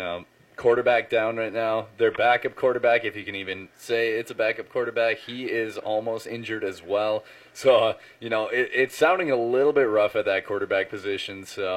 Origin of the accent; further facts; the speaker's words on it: Hancock, Michigan, United States; I'm from the Hancock area